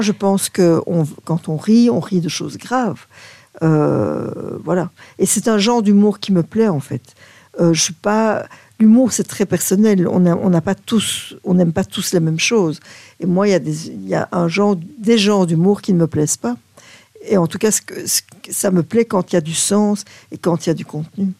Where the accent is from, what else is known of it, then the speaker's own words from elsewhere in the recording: Belgium; chez nous, en Belgique, on, traîne un vieux complexe du Belge un peu